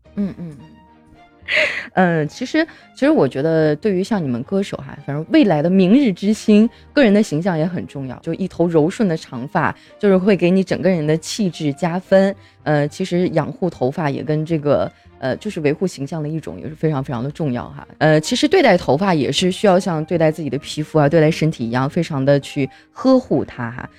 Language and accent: Chinese; northern China, China; 南方可能跟我们北方的差异啊